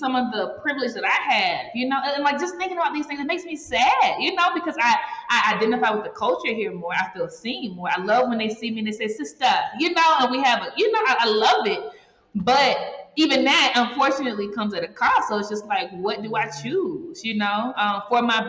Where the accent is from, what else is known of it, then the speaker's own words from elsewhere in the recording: United States; moved away; I'm American.